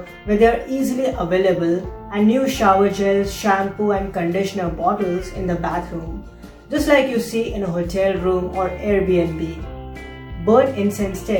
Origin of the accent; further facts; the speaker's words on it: India; moved away; India, my home country